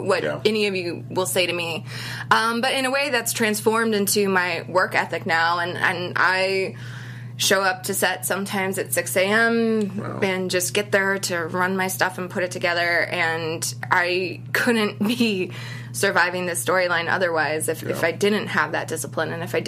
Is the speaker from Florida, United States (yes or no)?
no; Boston, Massachusetts, United States; I'm from Boston